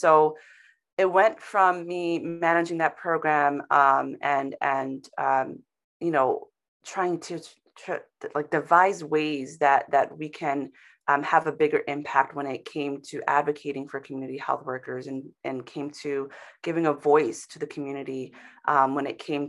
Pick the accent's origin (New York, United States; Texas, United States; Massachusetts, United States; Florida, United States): New York, United States; Bronx; also born or lived in St. Thomas; I, you know, am in New York now, but I was born in the West Indies on an island called St. Thomas. And really, my family and I worked our way from there to the Bronx.